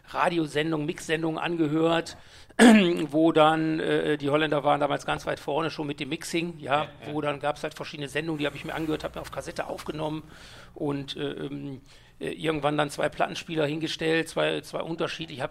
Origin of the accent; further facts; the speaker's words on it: Mülheim an der Ruhr, North Rhine-Westphalia, Germany; now in Essen, Germany; geboren in Mülheim an der Ruhr, 66.